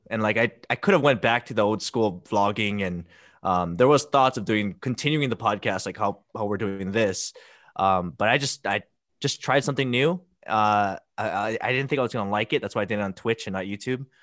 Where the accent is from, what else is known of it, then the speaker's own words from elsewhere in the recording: Hilo, Hawaii, United States; Hilo, Big Island.